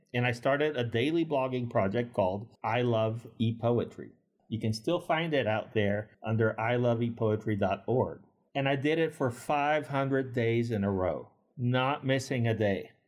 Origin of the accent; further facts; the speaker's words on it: Puerto Rico; as a kid growing up in Puerto Rico in the eighties